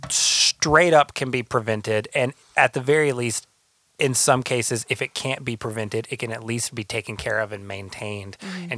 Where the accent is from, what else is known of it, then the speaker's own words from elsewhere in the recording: the South, United States; now in Los Angeles, United States; I grew up in the South